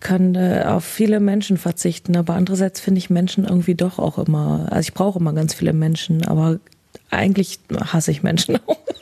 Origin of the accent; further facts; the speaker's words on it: Bielefeld, North Rhine-Westphalia, Germany; schon hier. Ja, ich bin immer hier gewesen. Bin hier nicht rausgekommen